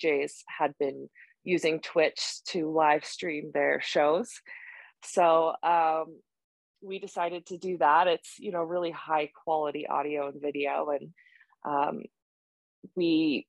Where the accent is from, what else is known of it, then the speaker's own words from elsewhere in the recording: Boulder, Colorado, United States; now in Denver, United States; I live in Denver and I grew up in Boulder